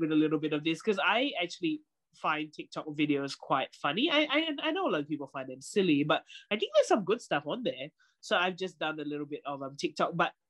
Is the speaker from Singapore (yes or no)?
yes; Singapore; moved away; I grew up in Singapore